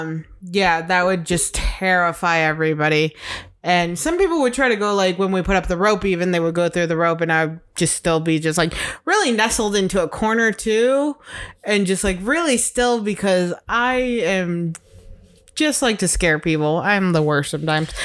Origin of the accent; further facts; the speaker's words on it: Chicago, Illinois, United States; moved away; growing up in Chicago